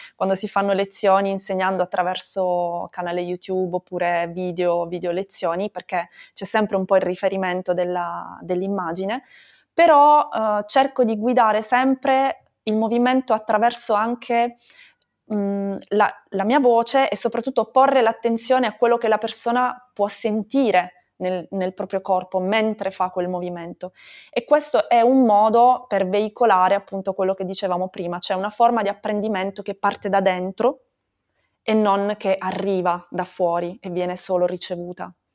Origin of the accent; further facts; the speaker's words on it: Bari, Apulia, Italy; moved away; also born or lived in Brussels / Barcelona; sono originaria di Bari, come dicevi anche tu, però da un po' di anni viaggio, ho vissuto a Bruxelles